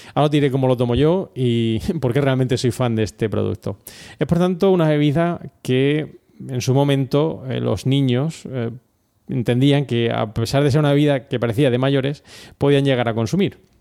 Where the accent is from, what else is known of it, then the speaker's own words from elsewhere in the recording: Region of Murcia, Spain; somos de Murcia